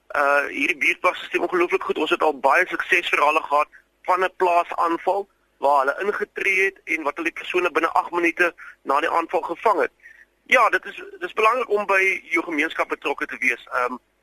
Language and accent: Afrikaans; South Africa; also born or lived in Stellenbosch; ons Afrikaners